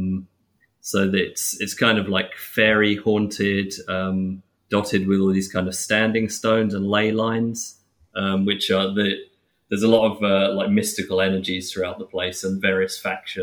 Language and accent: English; England, United Kingdom; I'm English